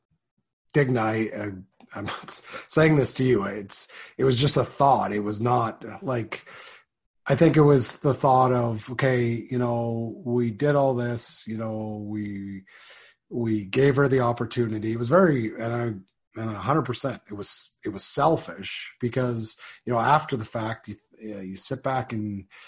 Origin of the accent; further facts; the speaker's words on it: Saskatchewan, Canada; moved away; also born or lived in Langdon, Alberta; Growing up in Saskatchewan, we both did.